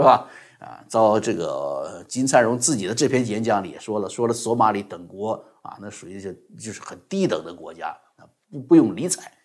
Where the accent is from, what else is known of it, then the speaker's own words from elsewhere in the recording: China; 作为一个中国人呢，更是高兴的事情